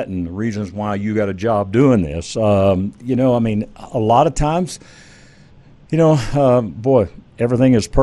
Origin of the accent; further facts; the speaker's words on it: Texas, United States; I grew up in Texas, and my dad, you know, took me hunting